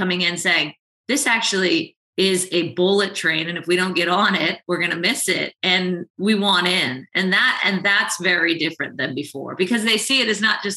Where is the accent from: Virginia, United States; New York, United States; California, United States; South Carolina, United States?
California, United States; Southern; I grew up in Southern California